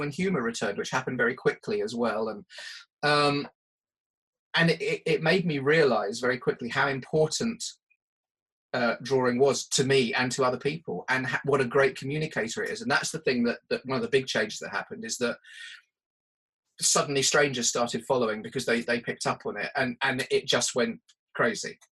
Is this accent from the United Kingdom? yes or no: yes; United Kingdom; being British